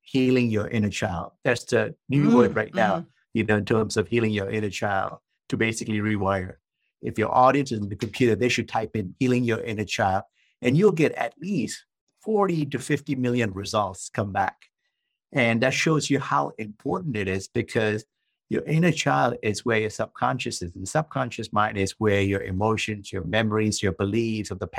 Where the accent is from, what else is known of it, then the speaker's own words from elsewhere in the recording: Malaysia; now in San Diego, United States; I'm originally from Malaysia. Yeah, I was born in Malaysia. Came to the United States back in the mid-1980s